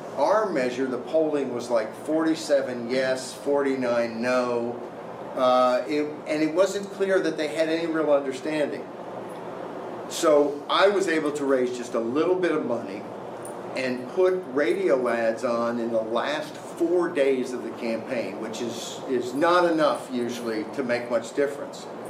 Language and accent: English; Arkansas, United States; my home state of Arkansas